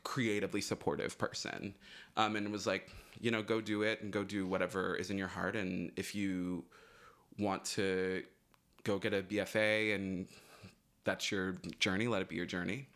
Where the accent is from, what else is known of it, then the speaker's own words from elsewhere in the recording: Florida, United States; I'm from, I grew up in Florida